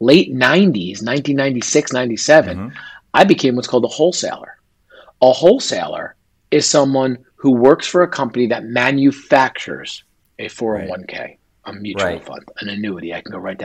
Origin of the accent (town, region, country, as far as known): northern New Jersey, United States; born or raised there